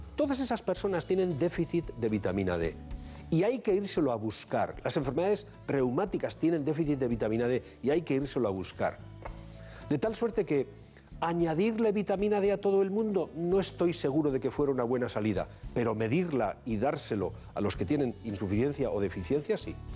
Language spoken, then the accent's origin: Spanish; Bilbao, Basque Country, Spain